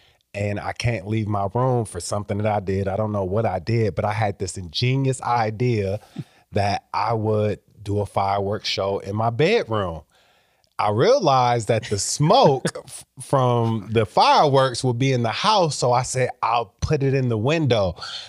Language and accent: English; Iowa, United States; So my mom was born in Mississippi, so I'm first generation Iowan. I was born here, my siblings were born here, but my mom and a lot of my other relatives were born down south.